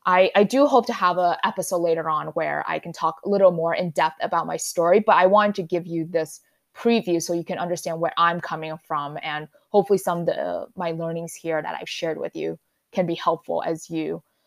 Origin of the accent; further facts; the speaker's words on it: New York City, New York, United States; because I'm from New York City.